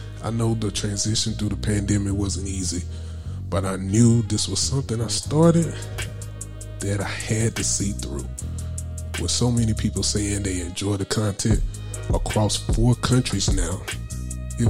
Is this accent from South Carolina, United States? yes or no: yes; Anderson, South Carolina, United States; my hometown, also of Anderson, South Carolina